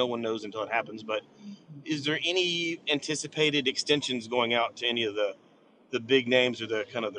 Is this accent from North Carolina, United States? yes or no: yes; Hickory, North Carolina, United States; I'm from Hickory, North Carolina